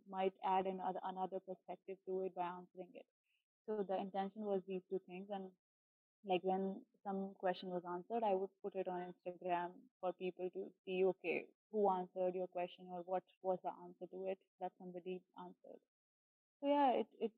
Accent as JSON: {"language": "English", "region": "Delhi", "country": "India", "also_born_or_lived": "Bangalore / Pondicherry", "moved": "as an adult", "said": "I am from Delhi originally"}